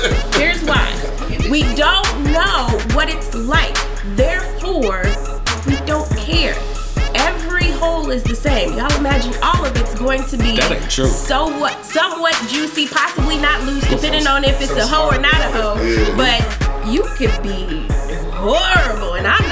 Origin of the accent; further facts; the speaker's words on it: New York, United States; moved away; I'm from New York.